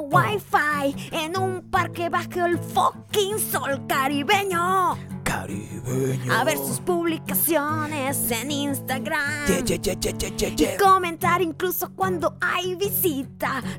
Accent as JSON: {"language": "Spanish", "country": "Cuba", "said": "Como te dije, soy cubana. Soy cubana."}